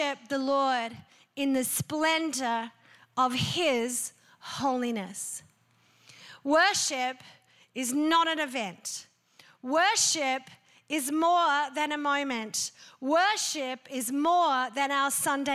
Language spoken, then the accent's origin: English; Australia; I'm an Aussie